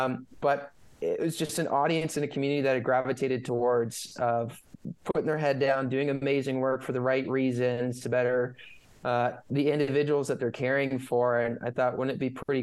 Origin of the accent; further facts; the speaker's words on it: Northern California, United States; moved away as an adult; also born or lived in Colorado / Los Angeles / New York / London; now in San Diego, United States; I grew up in California.